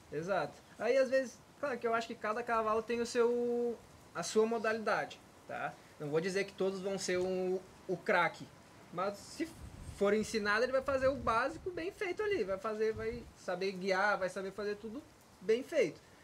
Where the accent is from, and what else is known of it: Rio Grande do Sul, Brazil; moved away